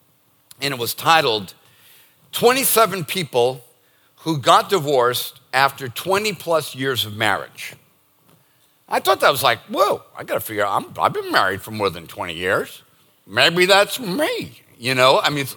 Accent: Northeast, United States; And it's not because we're born and raised in the Northeast

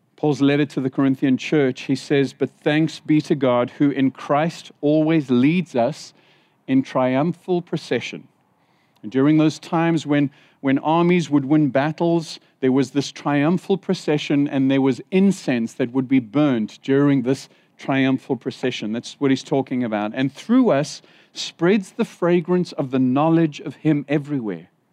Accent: Zimbabwe; moved away; When I was in Zimbabwe, I was born in Zimbabwe.

